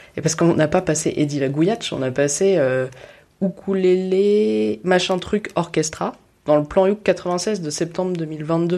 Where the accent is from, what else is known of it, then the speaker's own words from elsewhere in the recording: Paris, Île-de-France, France; je suis une Parisienne privilégiée, qui n'habite pas très loin des Trois Baudets